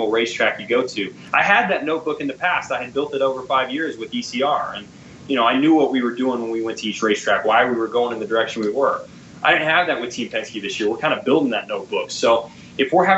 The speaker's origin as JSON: {"language": "English", "country": "United States", "said": "being an American"}